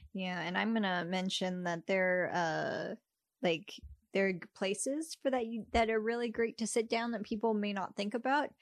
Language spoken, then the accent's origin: English; Texas, United States; moved away; I'm from Texas